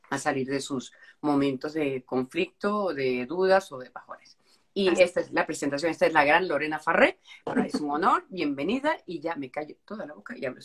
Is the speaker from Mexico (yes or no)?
no; Anzoátegui, Venezuela; soy de Anzuato